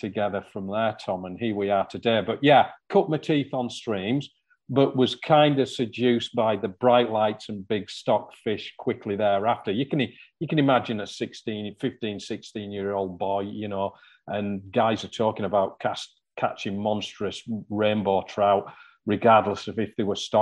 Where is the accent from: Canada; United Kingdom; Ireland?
United Kingdom; near Newlands Beck, Cumbria, North West England; the first stream I ever fished was one called Newlands Beck, just outside my hometown.